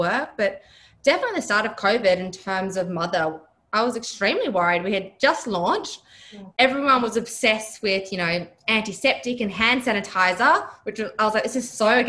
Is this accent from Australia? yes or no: yes; Broome, Western Australia, Australia; now in Perth, Australia; I'm originally from Broome. I grew up in Broome, which is just northwest of Perth.